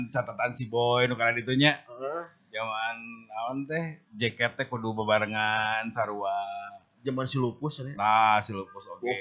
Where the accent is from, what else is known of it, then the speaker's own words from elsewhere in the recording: Bandung, West Java, Indonesia; born there; Tapi masih Bandung kan? Saya Bandung. Bandung. Lahir di Bandung.